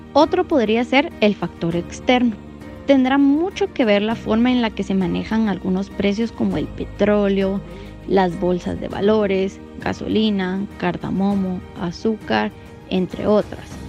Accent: Guatemala; como guatemaltecos

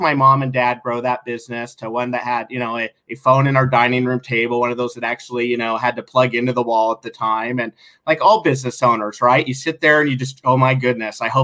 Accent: Sandy, Oregon, United States; growing up in Sandy

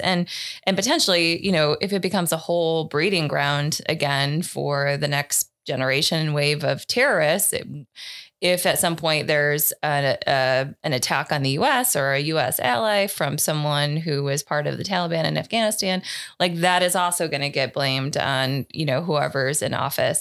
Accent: United States; as an American

